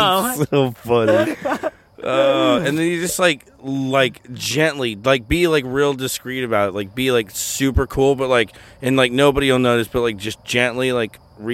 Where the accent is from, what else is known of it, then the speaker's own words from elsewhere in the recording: Mexico; I'm a big proponent. I'm from Mexico, so I'm a huge proponent of spicy foods.